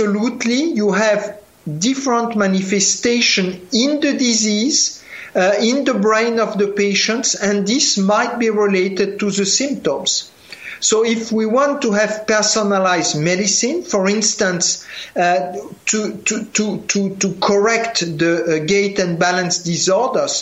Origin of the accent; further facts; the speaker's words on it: France; accent: French; English is a second language; You hear from my accent, I am a French guy